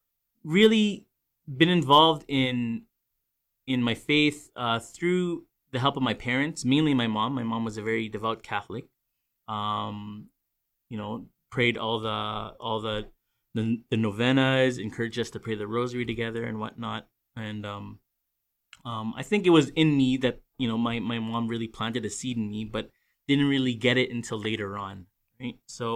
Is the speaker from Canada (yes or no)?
yes; New Westminster, British Columbia, Canada; also born or lived in Burnaby; I was born and raised in Vancouver. Be more specific, I know Greater Vancouver area, everyone thinks Vancouver, they think of just Vancouver, but there's also other cities. And I was actually born and raised in New West